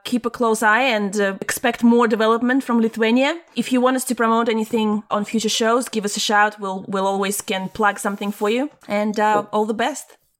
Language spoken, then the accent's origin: English; Latvia; moved away; when I was growing up in Latvia